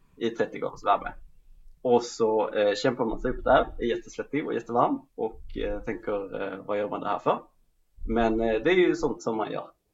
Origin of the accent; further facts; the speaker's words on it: Skåne, Sweden; jag var skåning.